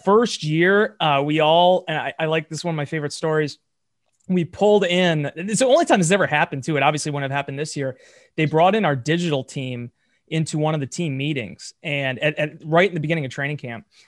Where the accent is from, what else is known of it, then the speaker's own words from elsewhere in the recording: Green Bay, Wisconsin, United States; I'm born and raised in Green Bay